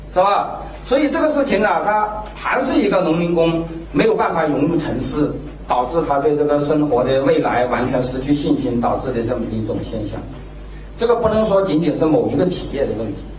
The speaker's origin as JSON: {"language": "Chinese", "country": "China", "said": "我们中国人"}